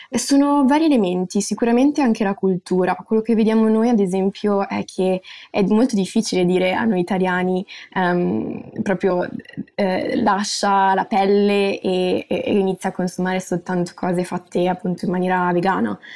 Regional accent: Milan, Lombardy, Italy; moved away as an adult; now in Netherlands; io sono nata e cresciuta a Milano

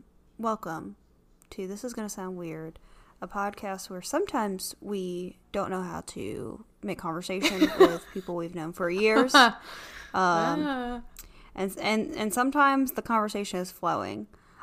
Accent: New York, United States; accent: Long Island; And, you know, based on my accent, I am obviously from Long Island.

